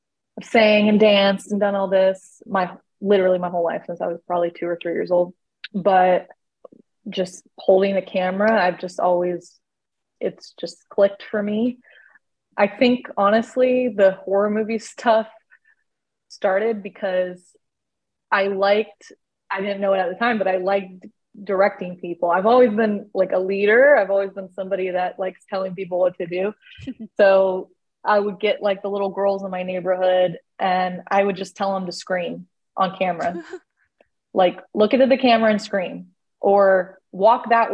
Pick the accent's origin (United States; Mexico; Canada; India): United States; Florida; moved away as an adult; also born or lived in California / Tennessee; now in Georgia, United States; I'm from Florida